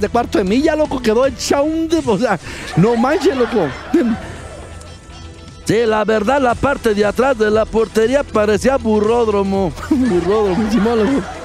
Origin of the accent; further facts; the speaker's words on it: Guadalajara, Jalisco, Mexico; yo soy de Guadalajara